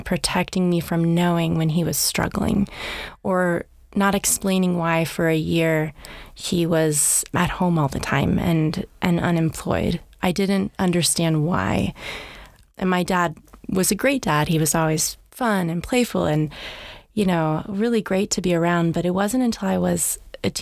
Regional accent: Half Moon Bay, California, United States; I feel so lucky to grow up in Half Moon Bay. It was a small town at the time

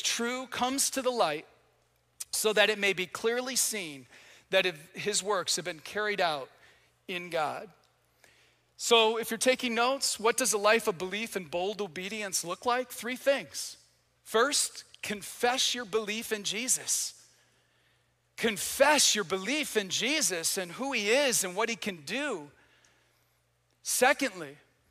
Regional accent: Michigan, United States; moved away; I'm from Michigan

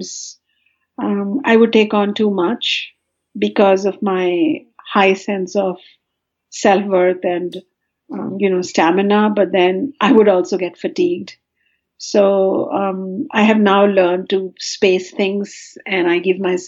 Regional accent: India; now in California, United States; I come from India

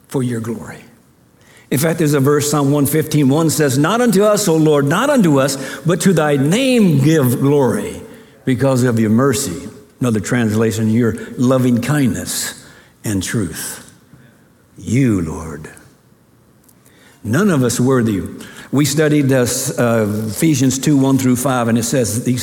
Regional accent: Ogbomosho, Oyo, Nigeria; born there; I was born in Ogbomosho, Nigeria.

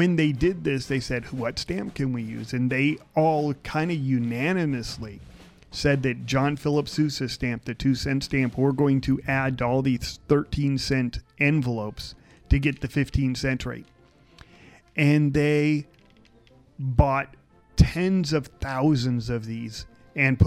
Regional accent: California, United States; we're from California

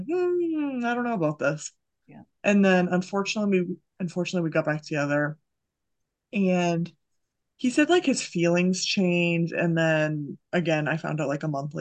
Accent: Massachusetts, United States; moved away as an adult; also born or lived in Idaho; I'm from Massachusetts

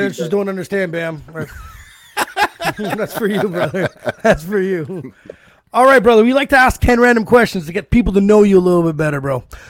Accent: Canada

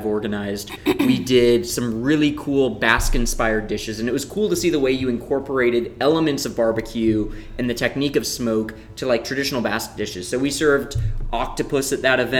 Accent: St. Louis, Missouri, United States; born or raised there

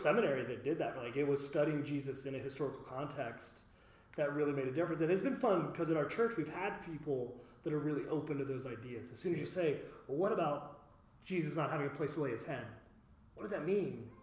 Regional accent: West Chester, Ohio, United States; I grew up in Westchester

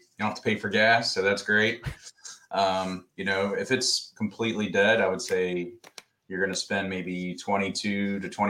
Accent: Martinsburg, West Virginia, United States; moved away as an adult; I grew up in a small town in West Virginia. It's called Martinsburg

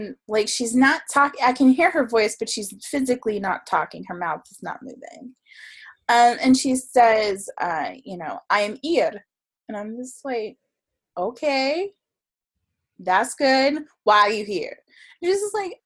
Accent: South Florida, United States; I grew up in South Florida

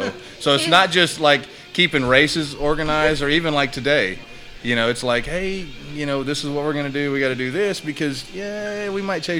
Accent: Texas, United States; I grew up in South Texas. I was born and raised here.

